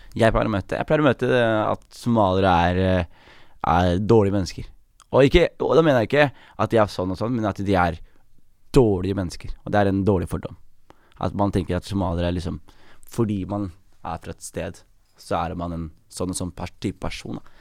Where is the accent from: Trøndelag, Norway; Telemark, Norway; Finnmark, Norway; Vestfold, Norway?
Telemark, Norway; Skien; also born or lived in Oslo; Jeg er født i Skien, ass. Født i Norge